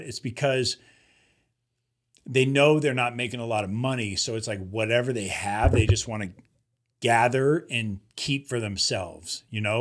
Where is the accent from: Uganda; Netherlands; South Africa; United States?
United States; Los Angeles, California; we're from Los Angeles